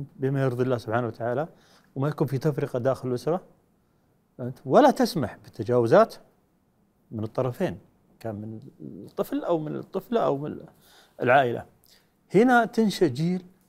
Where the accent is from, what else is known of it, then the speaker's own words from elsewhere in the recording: Saudi Arabia; احنا كشعب سعودي